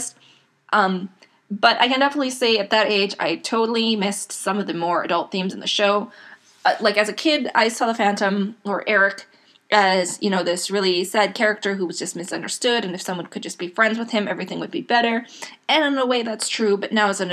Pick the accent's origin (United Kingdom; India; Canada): Canada; Edmonton, Alberta; now in Edmonton, Canada; I was born in Edmonton, Canada. I grew up in a small city outside of Edmonton